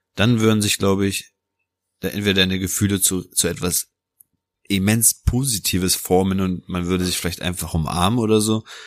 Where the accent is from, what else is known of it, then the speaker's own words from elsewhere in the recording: Germany; also born or lived in Naples, Italy; Bin in Neapel geboren, bin bis zu meinem dritten Lebensjahr dort aufgewachsen. Und mit knapp dreieinhalb Jahren bin ich dann ähm, nach Deutschland gekommen